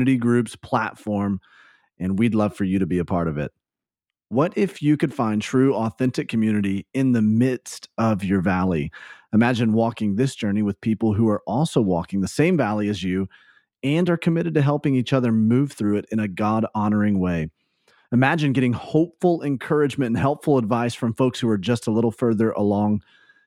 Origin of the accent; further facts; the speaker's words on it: the South, United States; I grew up in the South where, you know, double names are so prevalent anyways